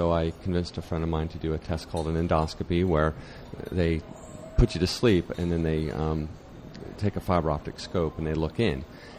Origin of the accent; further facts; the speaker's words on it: Vero Beach, Florida, United States; I'm from Vero Beach, Florida.